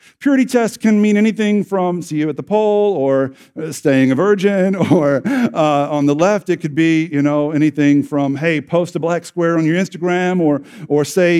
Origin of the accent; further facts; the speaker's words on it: Southern United States, United States; I was raised in the Bible Belt, and I was raised to believe certain things